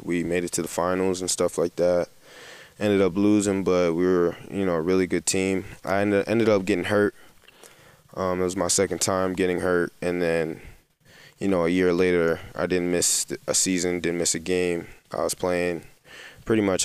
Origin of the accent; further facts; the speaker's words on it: New Jersey, United States; moved away as an adult; now in Ostend, Belgium; I'm from New Jersey